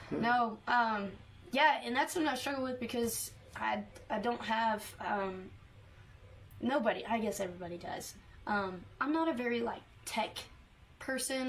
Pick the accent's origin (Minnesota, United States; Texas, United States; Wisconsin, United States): Texas, United States; Canton; growing up in East Texas